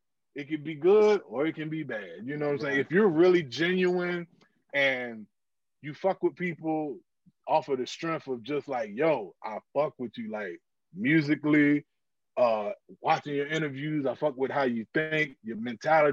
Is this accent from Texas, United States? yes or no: no; Virginia, United States; I'm from Virginia